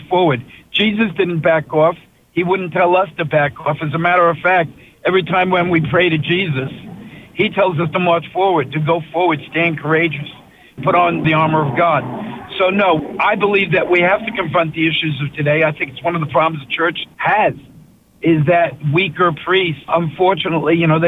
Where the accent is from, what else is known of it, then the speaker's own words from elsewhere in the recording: New Jersey, United States; We're two guys from Jersey